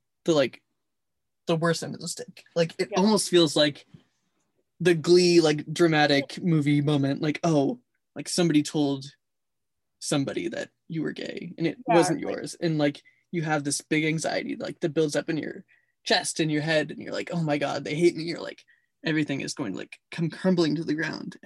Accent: Lewiston, United States; Lewiston's my hometown that I grew up in and went to high school

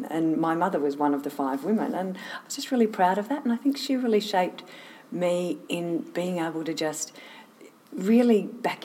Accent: Sydney, New South Wales, Australia; I grew up in Sydney, actually, in down south of the city, and was there for

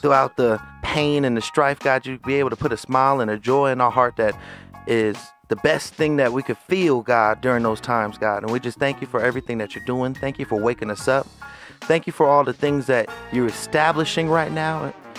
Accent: Bay Area, California, United States; moved away; my hometown um, of the Bay Area.

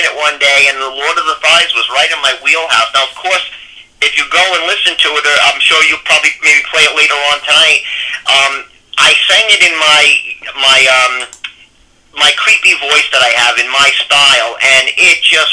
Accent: New York City, New York, United States; I'm from New York

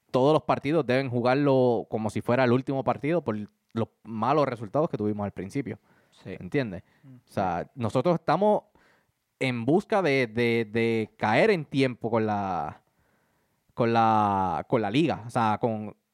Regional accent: Puerto Rico

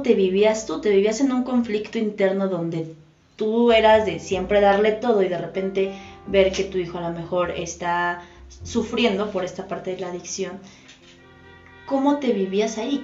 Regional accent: Mexico; como cultura mexicana

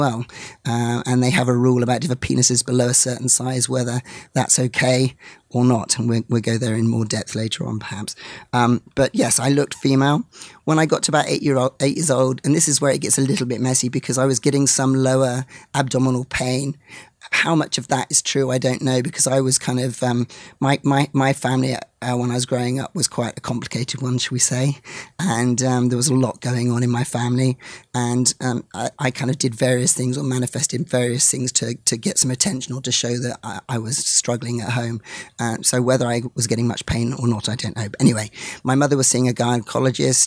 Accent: England, United Kingdom; I'm from England, as you can probably hear, although I'm half Scottish as well

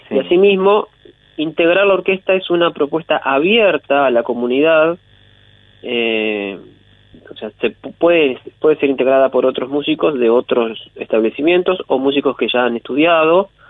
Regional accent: Pehuajó, Buenos Aires Province, Argentina; yo soy de Peguajó.

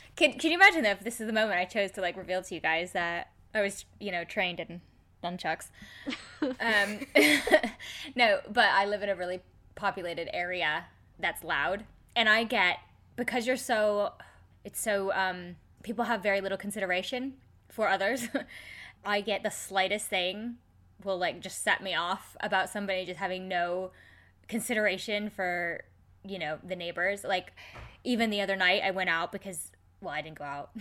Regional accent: United States; I'm American.

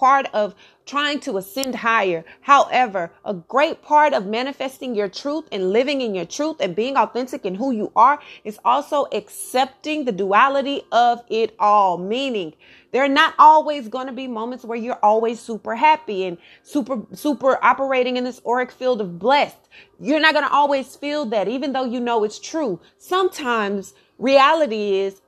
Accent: Texas, United States; I'm from Texas

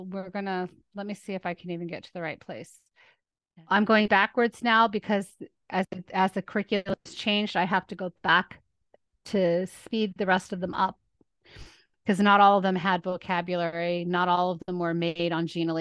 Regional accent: Lebanon; moved away; I was raised in Lebanon

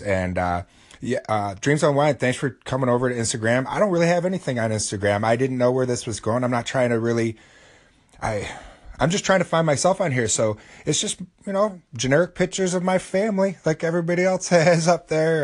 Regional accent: United States; I'm from America

